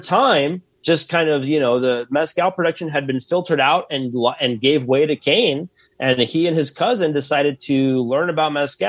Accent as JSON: {"language": "English", "town": "Tucson", "region": "Arizona", "country": "United States", "said": "I'm from the borderlands. I'm from Tucson"}